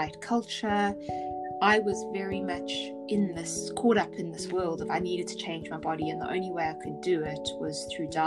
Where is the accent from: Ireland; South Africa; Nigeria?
South Africa; I grew up in South Africa